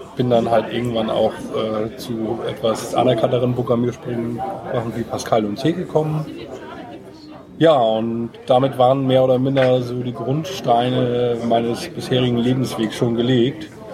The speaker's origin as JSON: {"language": "German", "town": "Bad Segeberg", "region": "Schleswig-Holstein", "country": "Germany", "moved": "as an adult", "lives_now": "Kiel, Germany", "said": "ursprünglich bin ich mal Segeberger gewesen"}